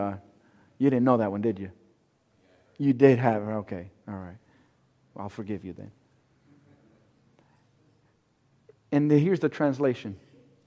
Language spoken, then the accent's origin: English; Cuba; I'm Cuban. I'm from Cuba.